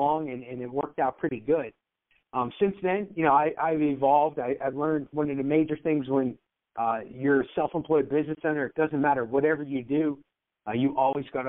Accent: Pittsburgh, Pennsylvania, United States; I grew up in Pittsburgh, PA

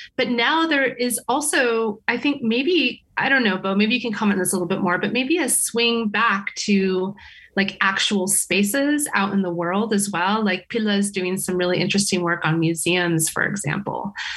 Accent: California, United States; moved away as an adult; now in Sweden; I come from California

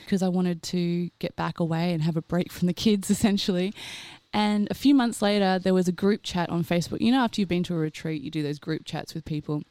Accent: Australia; also born or lived in Queensland; I'm Australian.

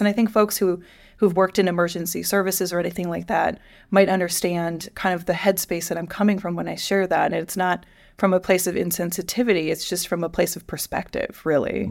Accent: Midwest, United States; I grew up in the Midwest.

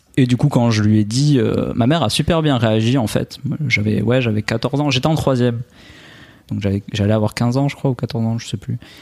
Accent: Albi, Occitania, France; accent: accent chantant; now in Nice, France; je suis originaire euh, d'Albi à la base, à côté de Toulouse, mais en à ce moment j'habite à, Nice

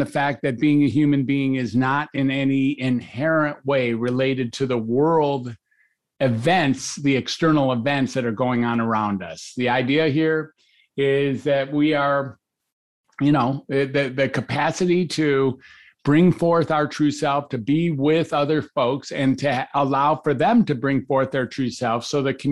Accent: Detroit, Michigan, United States; also born or lived in Ann Arbor, Michigan; I grew up in Detroit and I went to the University of Michigan

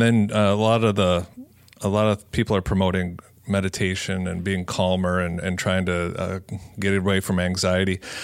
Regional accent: Cedarburg, Wisconsin, United States; broadcasting out of Cedarburg Public Library, uh, my hometown.

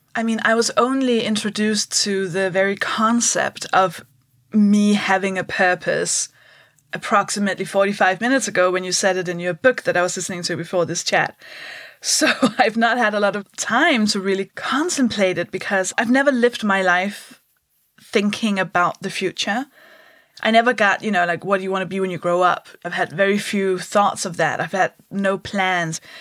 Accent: Denmark; English is a second language; moved away as an adult; now in United Kingdom; I'll explain the accent. I'm from Denmark

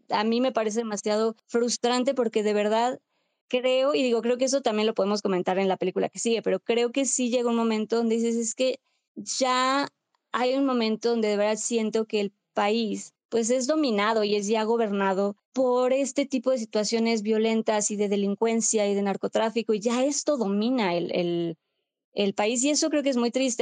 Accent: Mexico; como pues, mexicanos, mexicanas

